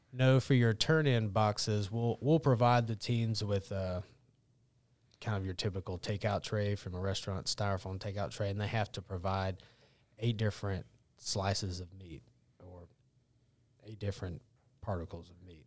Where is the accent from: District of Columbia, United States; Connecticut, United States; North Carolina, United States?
North Carolina, United States; Cleveland County; I grew up in Cleveland County